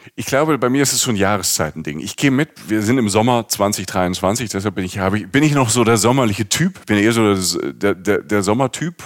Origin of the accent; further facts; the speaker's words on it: Rhineland-Palatinate, Germany; ich komme aus der Pfalz, ich komme vom Land